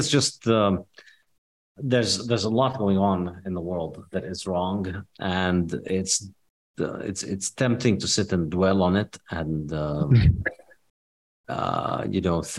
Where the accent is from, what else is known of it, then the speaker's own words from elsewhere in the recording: West Bank, Palestine; also born or lived in Saudi Arabia / Rio de Janeiro, Brazil / Jordan; So I was born in the West Bank in Palestine. And then as a kid, I lived for a few years in Saudi Arabia, for about 6 years in Saudi Arabia. And then we lived for 2 years in Brazil, in Rio de Janeiro.